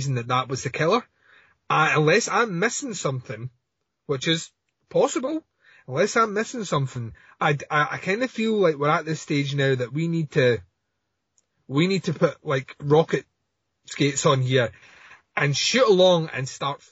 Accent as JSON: {"language": "English", "region": "Scotland", "country": "United Kingdom", "said": "I'm Scottish. We're all sarcastic here"}